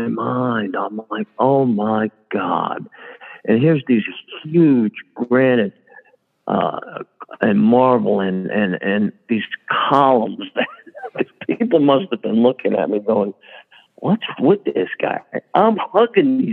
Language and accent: English; Fairfield, New Jersey, United States; also born or lived in Newark, New Jersey / Bloomfield, New Jersey; I was born in Newark. We moved to Bloomfield. Then we settled in Fairfield